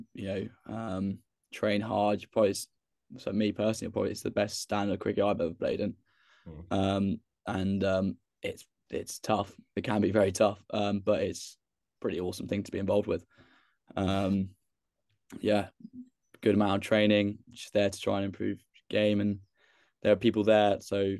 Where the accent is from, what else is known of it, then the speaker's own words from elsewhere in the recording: Northamptonshire, East Midlands, United Kingdom; I'm from Northants